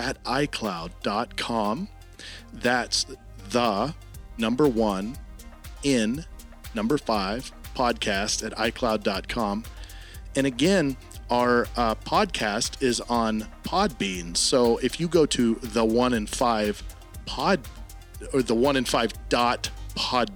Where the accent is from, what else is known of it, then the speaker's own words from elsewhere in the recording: Lake Stevens, Washington, United States; I'm from Lake Stevens